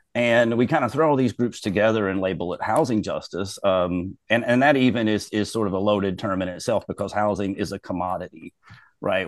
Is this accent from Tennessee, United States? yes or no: no; Robertson County, Kentucky, United States; now in Louisville, United States; I'm from Robertson County, which is the smallest county in the state